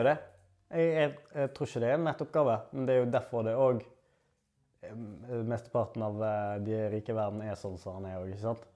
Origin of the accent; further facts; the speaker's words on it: Norway; Jeg har vært heldig nok å bli født og oppvokst i Norge